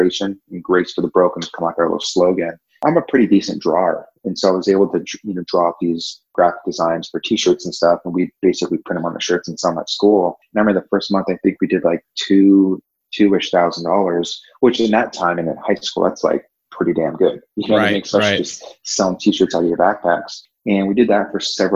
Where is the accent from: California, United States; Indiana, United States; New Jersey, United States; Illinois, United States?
California, United States; Orange County; moved away as an adult; also born or lived in Virginia / Nashville, Tennessee / Dallas, Texas / Charlotte, North Carolina; born and raised in Orange County, California